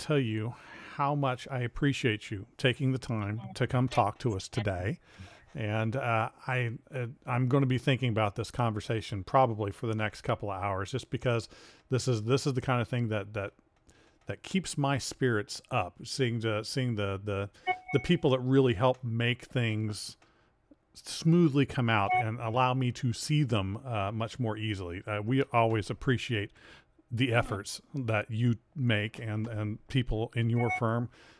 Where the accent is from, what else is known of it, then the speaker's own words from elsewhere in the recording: New Jersey, United States; I grew up in New Jersey